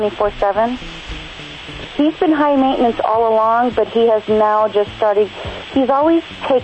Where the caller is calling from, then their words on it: Lake Mathews, California, United States; I'm calling from Lake Matthews, California.